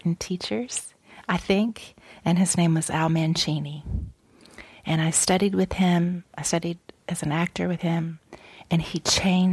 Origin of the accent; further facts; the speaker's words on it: Dayton, Ohio, United States; also born or lived in Los Angeles, California; now in Ben Lomond, United States; I'm from Dayton, Ohio